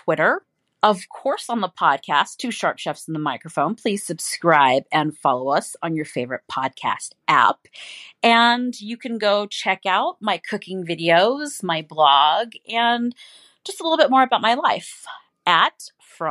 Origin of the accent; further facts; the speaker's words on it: San Francisco, California, United States; moved away as an adult; now in Las Vegas, United States; It is where I'm from, my hometown